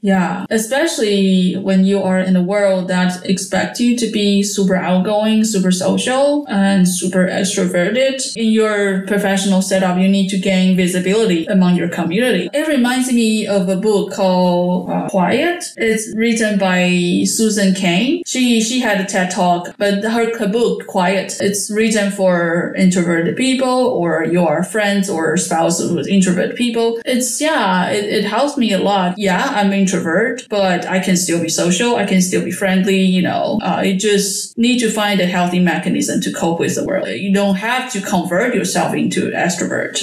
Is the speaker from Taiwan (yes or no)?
yes; Taiwan; moved away as an adult; also born or lived in United States; now in Netherlands; I was born in Taiwan and I moved to the States for my PhD study.